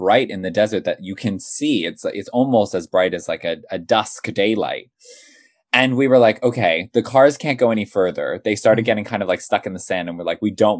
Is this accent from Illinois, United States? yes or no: no; California, United States; now in United Kingdom; I grew up as a camper, but I grew up in California